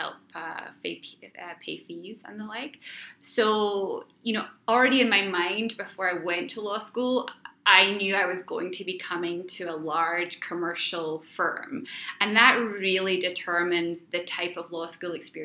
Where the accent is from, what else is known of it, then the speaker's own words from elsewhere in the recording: Scotland, United Kingdom; moved away as an adult; now in Ottawa, Canada; I'm not originally from Canada. I'm actually Scottish. I was born in Scotland, and I've been living here in Ottawa now for about 10 years.